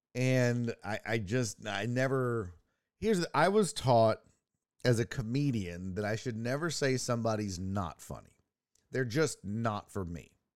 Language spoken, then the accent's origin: English; United States; as an American